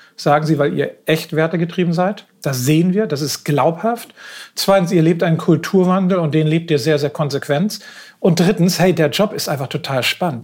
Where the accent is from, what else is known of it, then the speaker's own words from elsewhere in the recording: Northern Germany, Germany; ich bin hier in Norddeutschland groß geworden.